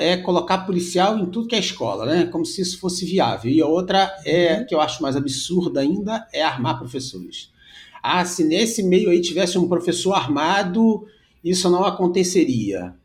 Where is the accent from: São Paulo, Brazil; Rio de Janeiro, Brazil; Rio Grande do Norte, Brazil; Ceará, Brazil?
Rio de Janeiro, Brazil; eu sou do Rio de Janeiro